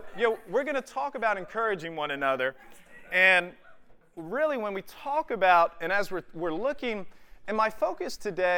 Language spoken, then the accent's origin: English; Charlotte, North Carolina, United States; I was born and raised in Charlotte, North Carolina.